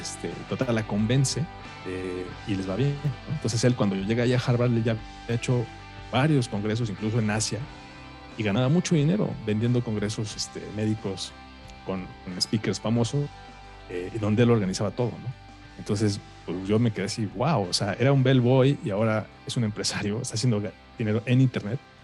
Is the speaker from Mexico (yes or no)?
yes; Mexico; a los siete años, aquí en la ciudad, eh, bueno, en México